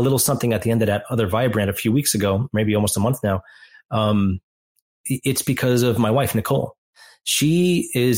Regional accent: Long Island, New York, United States; moved away as an adult; also born or lived in Queens, New York; now in Kentucky, United States; I grew up on Long Island. I just turned 41. I've been there my entire life

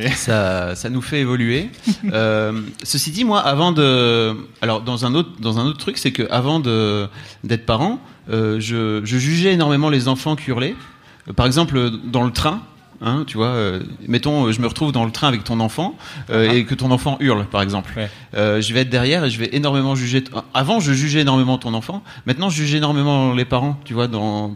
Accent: the Nord, Hauts-de-France, France; je viens du Nord

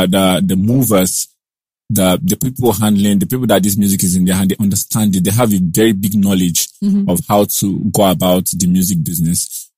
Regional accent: Onitsha, Anambra, Nigeria; also born or lived in Enugu; now in Lagos, Nigeria; us that were born into Onitsha

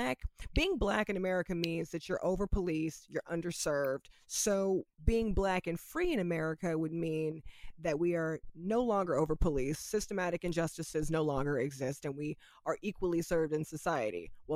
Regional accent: United States; you and I as American women, we know that we have freedom of speech

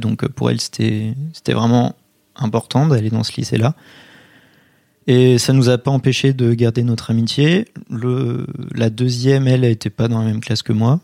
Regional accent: Poitiers, Nouvelle-Aquitaine, France; je viens de Poitiers

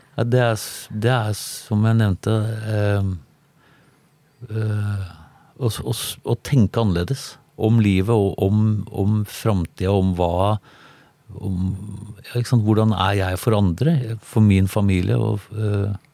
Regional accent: Tønsberg, Vestfold, Norway; also born or lived in Sandefjord; Jeg er fra Tønsberg, og jeg bodde i Sandefjord.

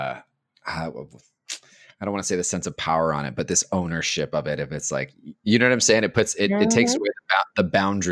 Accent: Los Angeles, California, United States; born and raised in East LA in a very Mexican household.

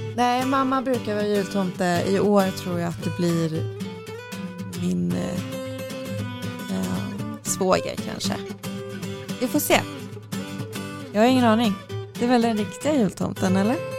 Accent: Värmland, Sweden; moved away; Jag är i Värmland, där jag kommer ifrån

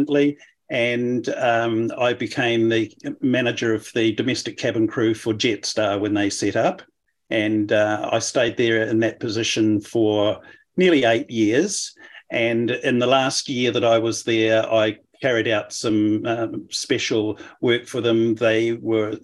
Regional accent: New Zealand; moved away as an adult; now in Melbourne, Australia; I'm a New Zealander by birth, and I lived in New Zealand until 20 years ago when I moved to Australia.

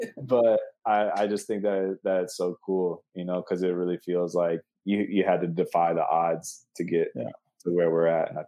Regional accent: Cleveland, Ohio, United States; I grew up in Cleveland, Ohio. We always lived on like the city border because my dad was a policeman for the city of Cleveland.

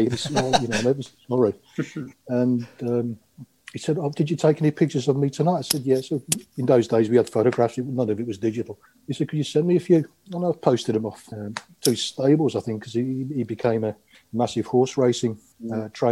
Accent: Aylesbury, South East England, United Kingdom; English is a second language; also born or lived in Croatia; I was born in Croatia, as it was then, the former Yugoslavia, and came over when I was, crikey, I was six years old. And um, we moved to Aylesbury.

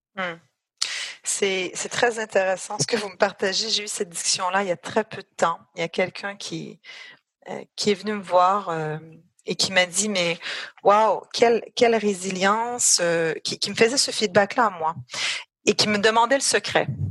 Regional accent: Canada; moved away as an adult; now in France; j'ai un accent, donc je suis canadienne, je suis canado-française pour être très précise

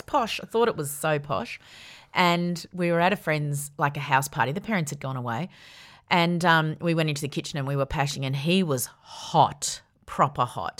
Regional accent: Yarra Valley, Victoria, Australia; I grew up in the Yarra Valley

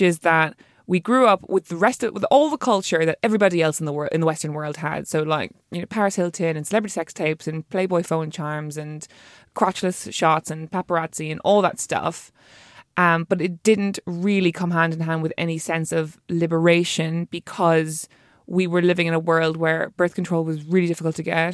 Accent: Ireland; being an Irish female writer

